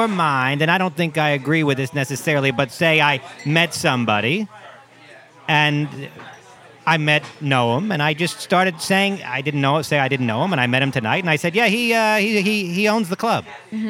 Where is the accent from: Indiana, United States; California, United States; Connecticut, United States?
Connecticut, United States; Stamford; Wait a minute, I'm from Stamford, Connecticut.